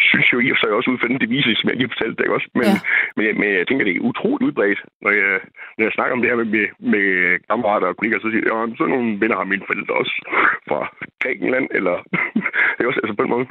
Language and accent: Danish; Central Jutland, Central Denmark Region, Denmark; accent: Central Jutlandic; der er det så langt væk fra min midtjyske dialekt, at der, der er en del ord, der begynder at, at smutte.